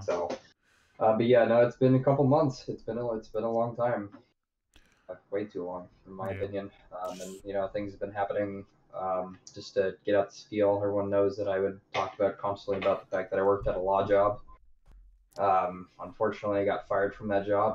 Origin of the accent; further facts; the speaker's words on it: United States; I grew up on the Delta